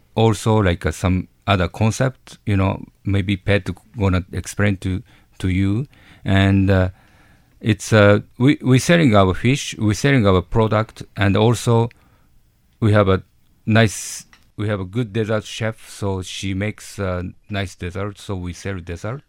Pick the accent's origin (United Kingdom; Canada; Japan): Japan; English is a second language; moved away; I'm Japanese, hundred percent Japanese, like, from you know, I grew up, growing up in Japan when I was young